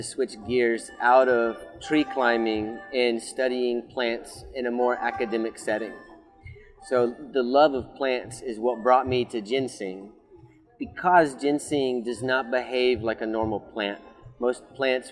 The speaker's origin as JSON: {"language": "English", "region": "Tennessee", "country": "United States", "tie": "born or raised there", "said": "I grew up in Tennessee"}